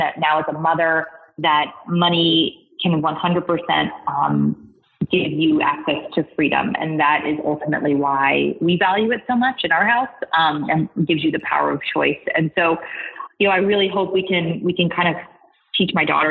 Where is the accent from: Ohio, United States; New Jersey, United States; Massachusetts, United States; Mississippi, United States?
Massachusetts, United States; a town outside of Boston; I grew up in a town outside of Boston.